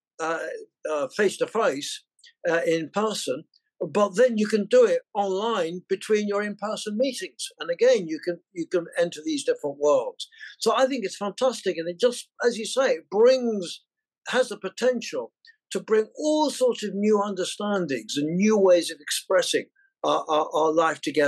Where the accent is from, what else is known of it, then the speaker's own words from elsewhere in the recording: England, United Kingdom; accent: English; forgive my English accent